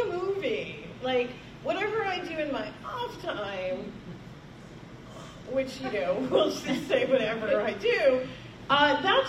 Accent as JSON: {"language": "English", "town": "New York City", "region": "New York", "country": "United States", "said": "as a New Yorker"}